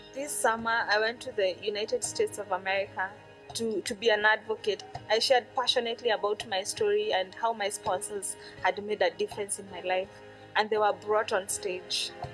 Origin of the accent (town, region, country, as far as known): Kenya; born or raised there